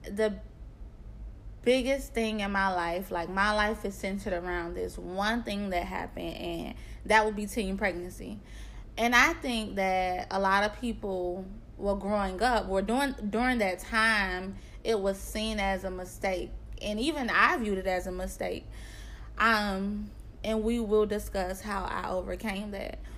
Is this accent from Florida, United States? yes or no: yes; Miami, Florida, United States; told I am from Miami, Florida.